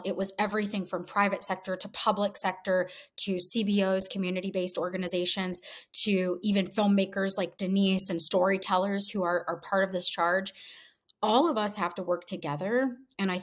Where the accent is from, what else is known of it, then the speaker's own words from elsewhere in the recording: New York City, New York, United States; my hometown of New York City